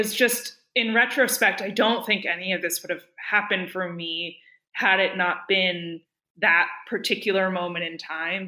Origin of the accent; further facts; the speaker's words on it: Berkeley, California, United States; I grew up in Berkeley